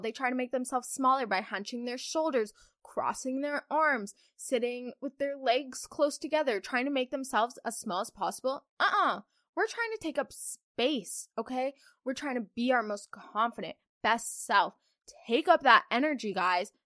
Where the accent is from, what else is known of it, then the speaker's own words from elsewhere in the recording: Kentucky, United States; I'm from Kentucky, guys. I'm a farm girl.